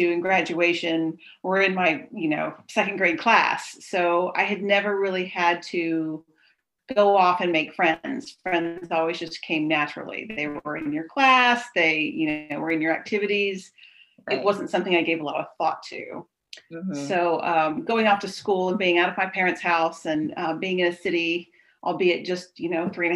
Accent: Richardson, Texas, United States; I grew up in the Dallas area, in Richardson, just north of Dallas

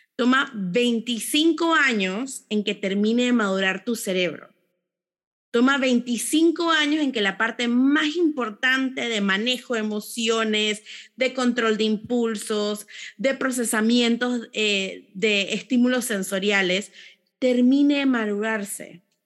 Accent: Panama; personas panameñas orgullosas del, lugar donde nacimos

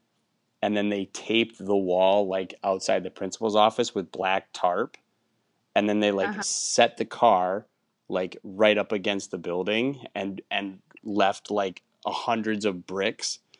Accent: Wisconsin, United States; the town I grew up in Wisconsin, only has like 2,000 people

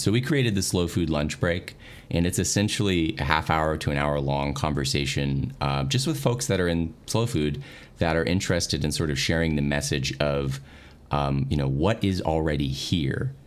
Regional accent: Dallas, Texas, United States; I'm from the Dallas area. I've lived here for a long time

